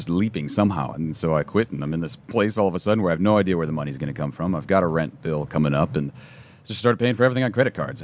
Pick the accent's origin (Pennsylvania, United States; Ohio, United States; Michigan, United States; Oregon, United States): Ohio, United States; Cleveland; growing up in Cleveland, Ohio